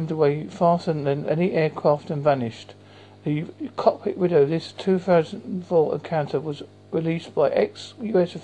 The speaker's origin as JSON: {"language": "English", "area": "Essex", "region": "East of England", "country": "United Kingdom", "moved": "as an adult", "lives_now": "Devon, United Kingdom", "said": "I'm originally from Essex in England"}